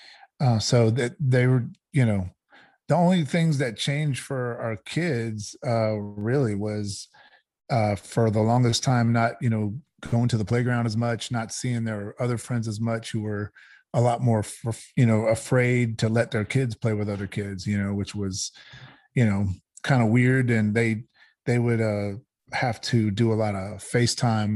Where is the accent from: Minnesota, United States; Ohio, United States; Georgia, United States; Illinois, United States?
Georgia, United States; I grew up down here in the South. I grew up in Georgia. My parents are from New York, but I grew up here